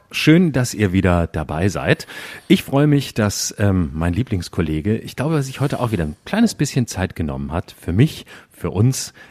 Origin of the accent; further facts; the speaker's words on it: Baden-Württemberg, Germany; now in Berlin, Germany; Ich bin auch noch aus Baden-Württemberg.